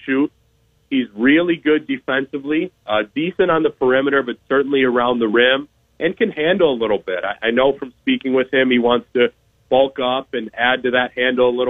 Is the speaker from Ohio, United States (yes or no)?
no; Wisconsin, United States; I'm from Wisconsin